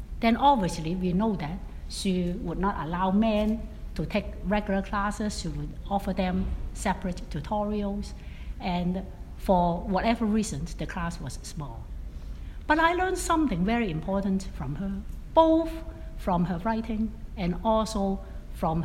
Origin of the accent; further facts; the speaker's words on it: Hong Kong; now in Atlanta, United States; I was born in Hong Kong, a former British colony, really at the boundary of China